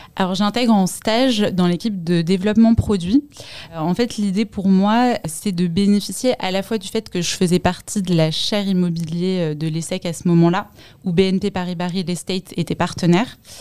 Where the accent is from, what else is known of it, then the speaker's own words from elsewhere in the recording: Paris, Île-de-France, France; Je viens de Paris.